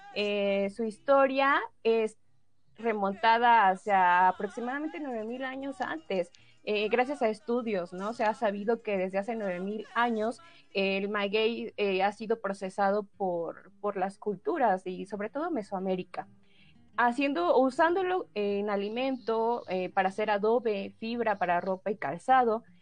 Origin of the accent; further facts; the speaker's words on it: Oaxaca, Mexico